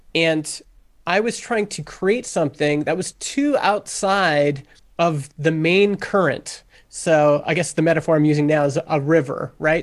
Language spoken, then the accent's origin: English; Canada; I'm Canadian